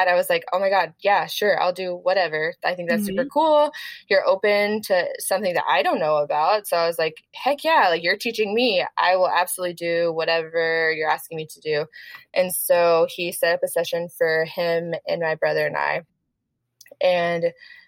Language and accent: English; Texarkana, Texas, United States; moved away; I literally went to my hometown to hang out with my dad, and we live in a small town, Texarkana, Texas